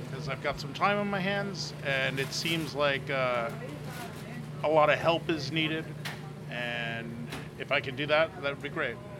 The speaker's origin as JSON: {"language": "English", "town": "New York City", "region": "New York", "country": "United States", "tie": "born or raised there", "also_born_or_lived": "Brooklyn", "said": "I grew up in Washington Heights"}